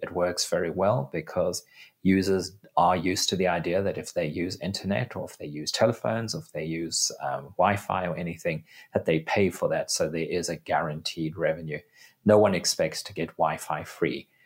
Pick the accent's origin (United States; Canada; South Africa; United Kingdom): South Africa; my home country of South Africa